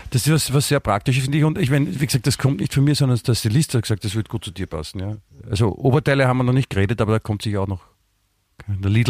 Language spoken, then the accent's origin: German; Vienna, Austria; Nein, wie gesagt, bei uns in Wien sagt man guten Tag, was ja das, das, das Allgemeinere ist.